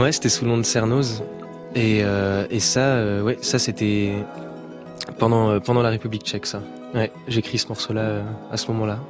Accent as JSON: {"language": "French", "town": "Saint-Malo", "region": "Brittany", "country": "France", "said": "je suis de Saint-Malo, du coup. J'habite à côté de Saint-Malo, sur les bords de Rance."}